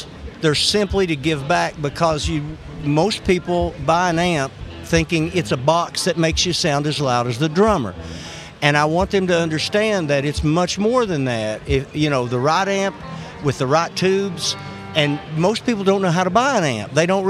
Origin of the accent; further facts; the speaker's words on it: Houston, Texas, United States; born there; also born or lived in West Virginia / Kentucky; I was born in Houston, Texas, but my dad was in the mining business.